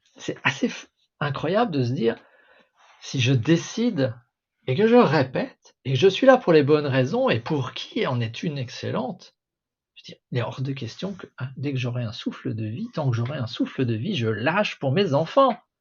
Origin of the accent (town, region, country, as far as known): Alsace, Grand Est, France; born or raised there; first language French